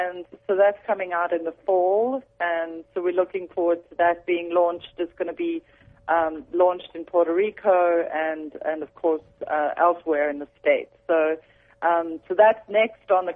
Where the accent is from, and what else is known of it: South Africa; accent: South African; moved away